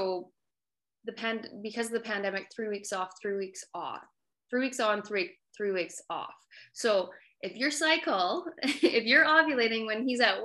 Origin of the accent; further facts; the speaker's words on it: Calgary, Alberta, Canada; I grew up in Calgary, Alberta, Canada